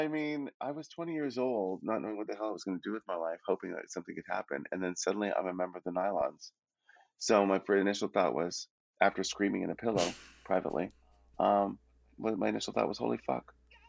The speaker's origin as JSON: {"language": "English", "town": "Toronto", "region": "Ontario", "country": "Canada", "tie": "born there", "said": "because I have family in Toronto, I was born in Toronto"}